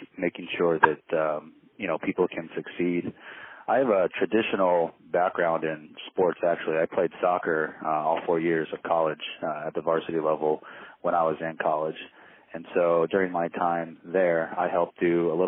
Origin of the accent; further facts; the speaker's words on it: Nebraska, United States; also born or lived in Seoul, South Korea / Iowa; grew up here stateside from the age of two on up